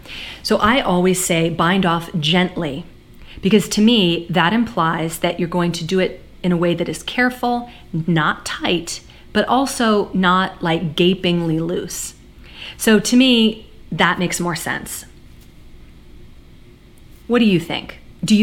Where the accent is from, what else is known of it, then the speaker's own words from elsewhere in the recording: United States; I'm an American